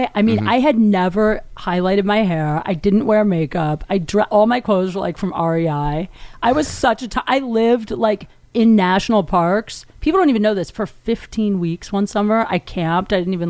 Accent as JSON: {"language": "English", "town": "Canton", "region": "Ohio", "country": "United States", "tie": "born or raised there", "moved": "yes", "said": "I grew up in Canton, Ohio."}